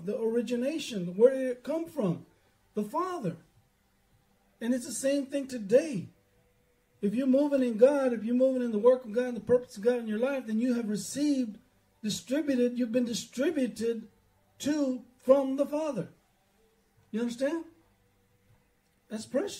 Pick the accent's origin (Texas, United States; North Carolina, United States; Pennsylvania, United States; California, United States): Texas, United States; Dillon; we grew up over there in Dillon